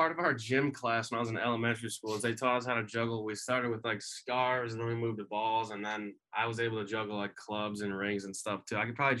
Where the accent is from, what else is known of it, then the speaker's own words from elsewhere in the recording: Tinley Park, Illinois, United States; I grew up in Tinley Park, which is like 15 minutes outside of like the downtown area.